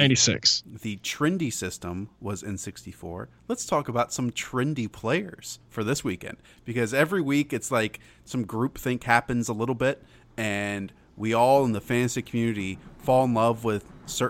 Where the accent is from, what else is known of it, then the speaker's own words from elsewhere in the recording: Charlotte, North Carolina, United States; I'm from Charlotte